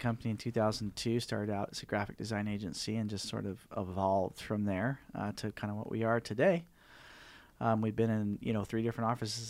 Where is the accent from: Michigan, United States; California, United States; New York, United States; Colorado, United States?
California, United States; Green Valley Lake; Live up in Green Valley Lake, up in the mountains.